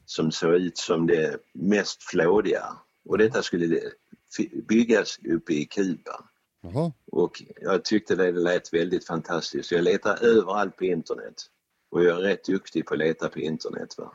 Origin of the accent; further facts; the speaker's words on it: Sweden; vi är svenskar